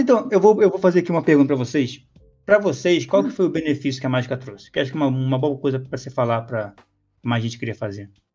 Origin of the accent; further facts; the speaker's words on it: Rio de Janeiro, Brazil; Eu sou carioca